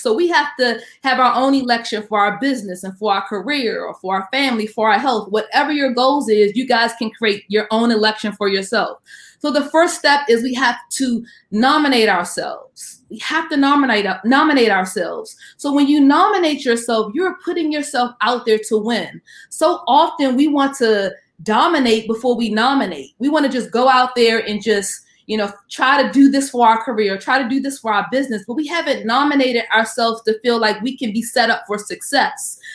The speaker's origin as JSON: {"language": "English", "town": "Washington", "region": "District of Columbia", "country": "United States", "said": "I am from the Washington, D.C. area"}